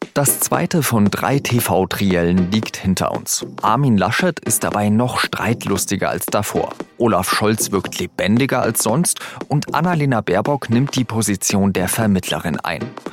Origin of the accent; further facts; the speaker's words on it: Germany; bei uns in Deutschland